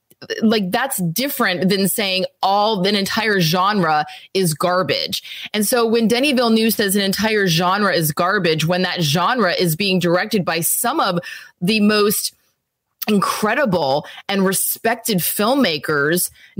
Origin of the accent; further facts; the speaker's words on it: Texas, United States; also born or lived in Louisiana; I'm from Texas and Louisiana.